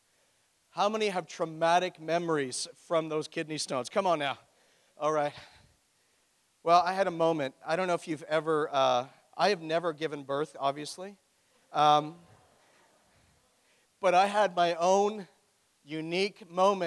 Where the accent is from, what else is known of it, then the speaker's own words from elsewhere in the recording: Oshawa, Ontario, Canada; moved away; I am from Oshawa